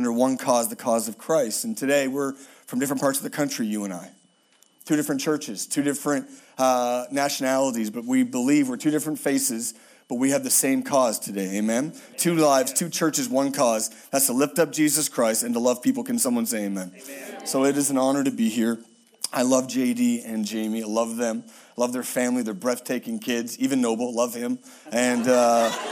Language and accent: English; Halifax, Nova Scotia, Canada; moved away; I'm from Halifax, Nova Scotia, which is east of Tennessee, very east